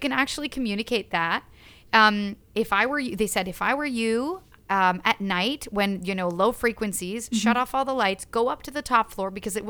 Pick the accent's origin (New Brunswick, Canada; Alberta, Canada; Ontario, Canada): Ontario, Canada; Ottawa; now in Toronto, Canada; that was my first time, like, moving away from home. Like, I grew up in Ottawa.